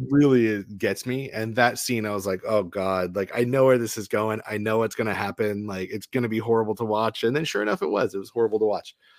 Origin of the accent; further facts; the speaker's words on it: East Coast, Maine, United States; now in Los Angeles, United States; I'm from the East Coast